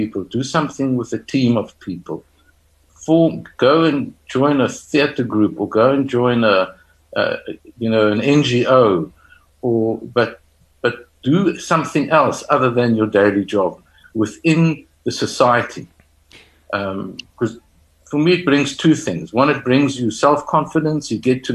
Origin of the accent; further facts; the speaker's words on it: South Africa; a South African or somebody or a person who's grown up in Africa across the continent